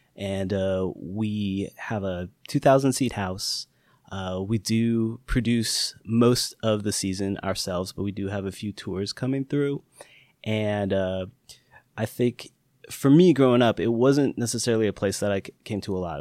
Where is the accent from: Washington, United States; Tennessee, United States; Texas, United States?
Washington, United States; Seattle; also born or lived in Renton / Skyway; grew up in South Seattle and in the south suburbs, like Renton